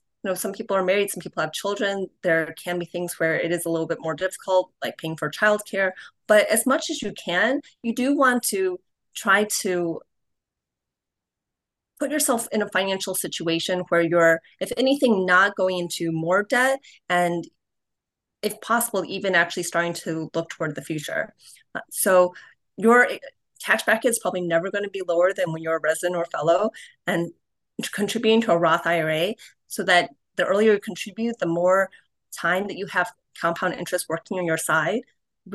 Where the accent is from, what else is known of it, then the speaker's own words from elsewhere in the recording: Cleveland, Ohio, United States; Cleveland, which is actually my hometown. That's where I grew up